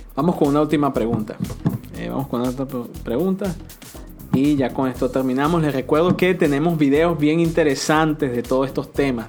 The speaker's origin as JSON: {"language": "Spanish", "country": "Venezuela", "moved": "yes", "lives_now": "United States", "said": "Soy venezolana"}